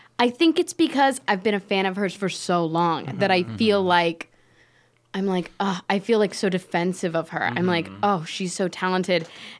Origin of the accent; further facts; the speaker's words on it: Florida, United States; I'm from Florida.